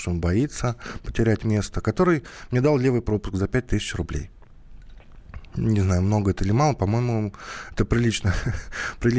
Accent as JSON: {"language": "Russian", "region": "Kursk Oblast", "country": "Russia", "lives_now": "Moscow, Russia", "said": "я приехал из Курской области в Москву, а, чтобы побольше зарплаты получать"}